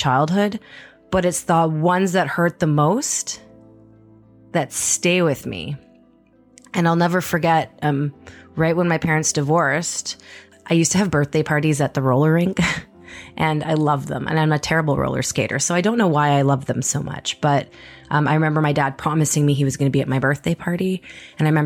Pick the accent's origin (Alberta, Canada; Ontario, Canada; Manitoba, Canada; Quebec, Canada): Manitoba, Canada; Winnipeg; moved away; also born or lived in Edmonton / Vancouver; I was born and raised in Winnipeg, Manitoba